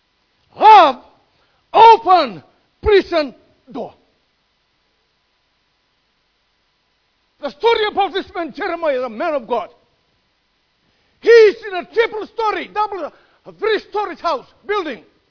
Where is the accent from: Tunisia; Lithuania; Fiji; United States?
Fiji; now in Melbourne, Australia; my island, Fiji.